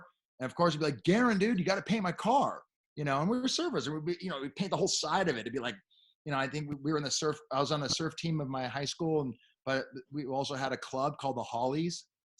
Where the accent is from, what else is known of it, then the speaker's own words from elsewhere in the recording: Beverly Hills, California, United States; if you don't, remember, I am from Beverly Hills.